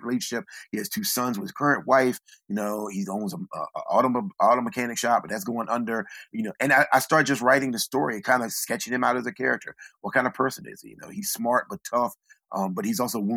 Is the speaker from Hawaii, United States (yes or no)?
no; Southeastern Virginia, United States; I'm from Southeastern Virginia. I live in a small town